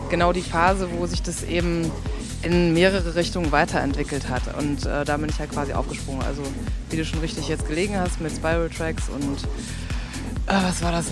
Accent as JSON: {"language": "German", "town": "Münster", "region": "North Rhine-Westphalia", "country": "Germany", "said": "Also ich komme aus Münster"}